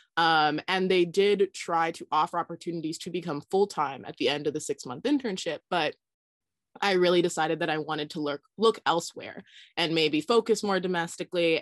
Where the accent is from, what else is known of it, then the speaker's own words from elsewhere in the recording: Southern California, United States; I grew up in Southern California, but was definitely in the suburbs